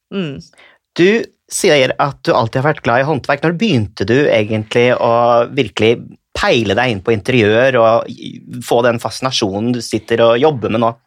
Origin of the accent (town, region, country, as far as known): Norway